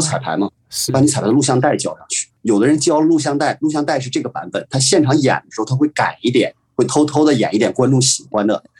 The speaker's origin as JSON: {"language": "Chinese", "region": "Northeast China", "country": "China", "said": "我们这种东北地区的人"}